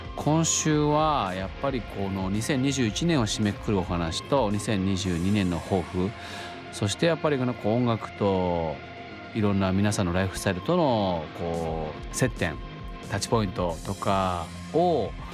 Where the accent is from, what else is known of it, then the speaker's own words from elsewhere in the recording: Oita, Japan; moved away; also born or lived in Saga Prefecture; 僕は大分県出身であり、うん、えっともともと故郷は佐賀県なんですけども